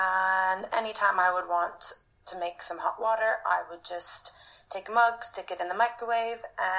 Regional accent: Minnesota, United States; I'm from Minnesota.

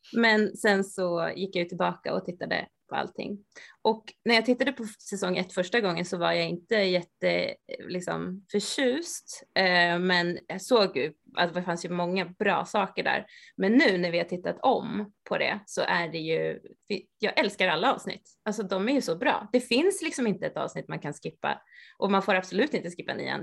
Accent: Sandviken, Gävleborg County, Sweden; now in Stockholm, Sweden; jag bor i Stockholm, men just nu så är jag i Sandviken och hälsar på min mamma där jag kommer ifrån

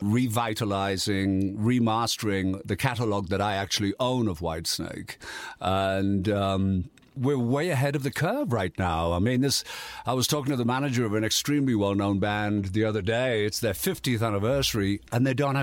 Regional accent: Yorkshire and the Humber, United Kingdom; moved away; Yorkshire, mate. Yorkshire, northeast, industrial northeast.

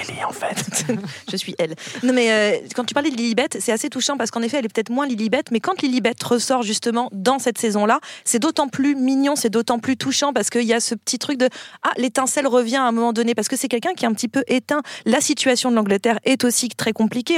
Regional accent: France; en tant que Français

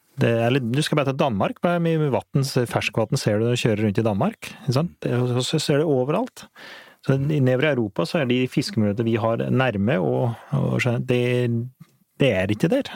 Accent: Flisa, Innlandet, Norway; jeg vokste opp på Flisa

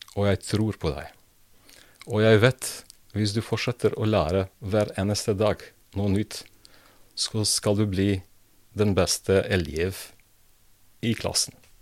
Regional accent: Prizren, Kosovo; Norwegian is a second language; moved away as an adult; also born or lived in Belgrade, Serbia / Split, Croatia / Montenegro / Bosnia and Herzegovina; now in Drammen, Norway; Jeg har oppvokst i Prizren, uh, som er nå Kosovo

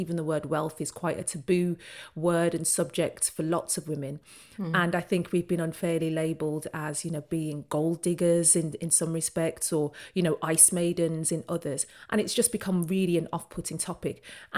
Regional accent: Birmingham, West Midlands, United Kingdom; born there; moved away as an adult; now in London, United Kingdom; So I'm a Brummie by birth, and I moved down to London for my very first job after university

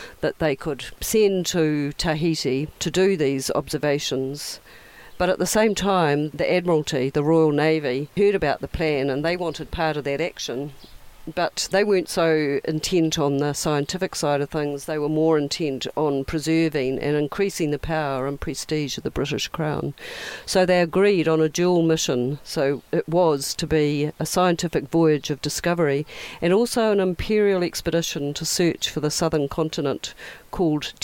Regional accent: Auckland, New Zealand; I grew up in Devonport in Auckland, on the north shore of Auckland

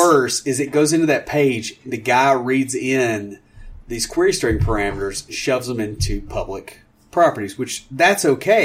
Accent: Tennessee, United States; I'm from Tennessee

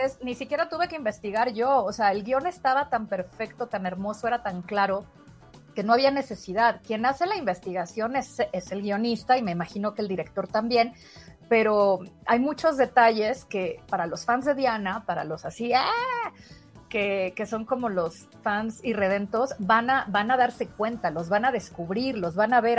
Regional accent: Mexico; also born or lived in Spain; como somos los mexicanos

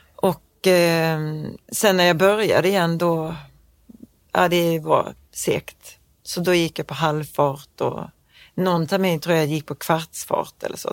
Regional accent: Knislinge, Skåne, Sweden; accent: Scanian; also born or lived in Malmö; jag är uppvuxen på landet

